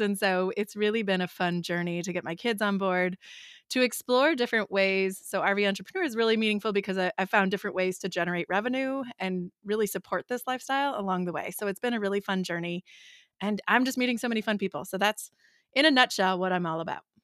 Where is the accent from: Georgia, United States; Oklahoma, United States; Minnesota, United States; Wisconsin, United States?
Wisconsin, United States; We're from Wisconsin